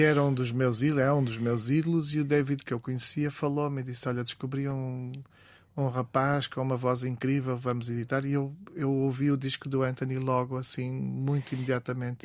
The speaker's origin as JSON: {"language": "Portuguese", "town": "Vila do Conde", "region": "Norte", "country": "Portugal", "also_born_or_lived": "Barcelos", "said": "venho de um canto do mundo, venho das Caxinas e, uhum. continuo nas Caxinas, na verdade, em Vila do Conde"}